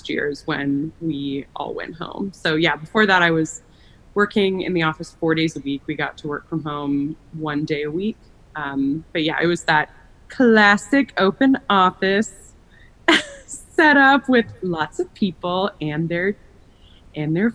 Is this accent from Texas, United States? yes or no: yes; Austin, Texas, United States; moved away as an adult; also born or lived in Chicago / Los Angeles; I am from Austin, Texas, and that is where I'm based